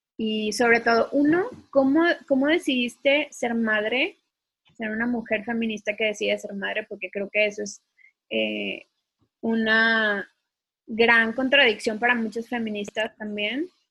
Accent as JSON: {"language": "Spanish", "country": "Mexico"}